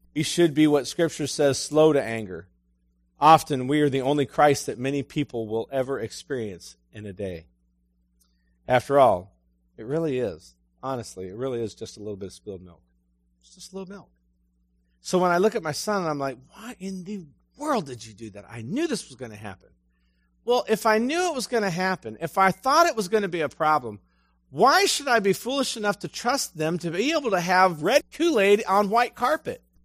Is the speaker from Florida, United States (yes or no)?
no; Ashtabula, Ohio, United States; moved away; also born or lived in Ecru, Mississippi; I'm from Ashtabula